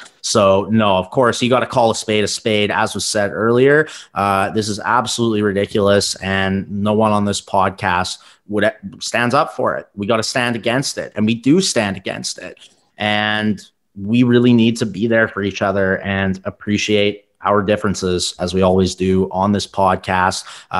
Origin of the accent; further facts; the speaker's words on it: Canada; growing up in Canada, of course there's issues, but very rich Asian community and culture here.